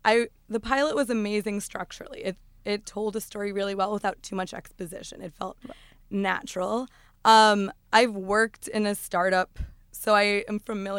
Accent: Newton, Massachusetts, United States; moved away as an adult; also born or lived in Seville, Spain; now in New York, United States; I grew up in Newton, Massachusetts. Okay. I moved to New York in 2009. After teaching English in Spain for a couple of years.

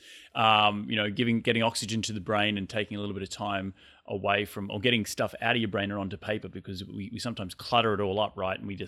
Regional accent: Australia

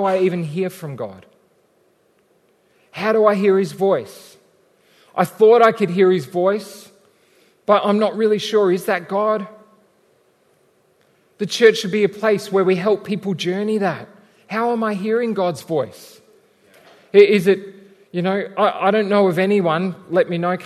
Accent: Australia; we're still Australian, mostly.

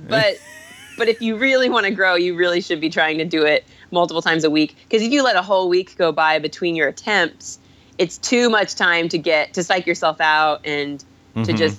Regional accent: Indianapolis, Indiana, United States; moved away as an adult; now in New York, United States; I was born and raised in Indianapolis, Indiana.

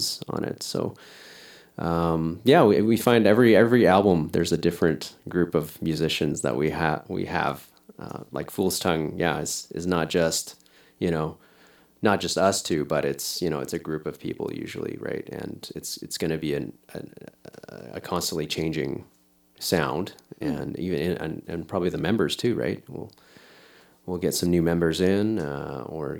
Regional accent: Millet, Alberta, Canada; now in Edmonton, Canada; I'm from Millet, Alberta. I grew up in Millet, but living in Edmonton now with my wife

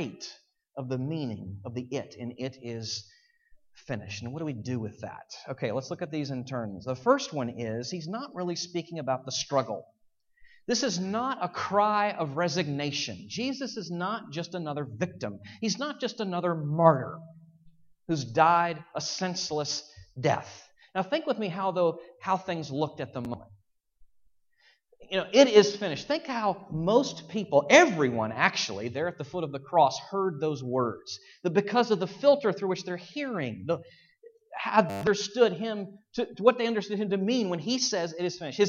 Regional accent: Virginia, United States; I'm from Virginia

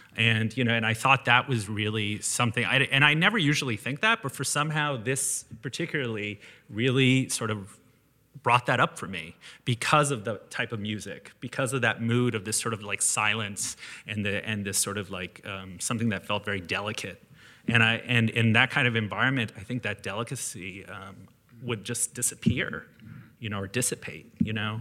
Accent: Canada; being Canadian

